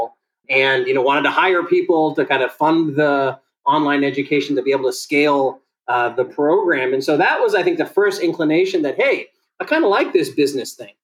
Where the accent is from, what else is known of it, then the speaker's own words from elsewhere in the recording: San Diego, California, United States; The child of Ethiopian immigrants, I was born in San Diego